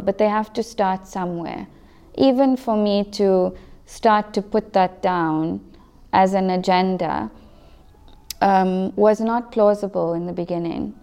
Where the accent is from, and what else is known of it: South Africa; first language English